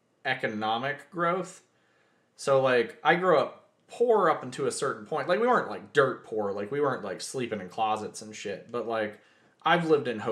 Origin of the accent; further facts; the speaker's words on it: Texas, United States; also born or lived in Louisiana; I was born in Louisiana. I grew up in Texas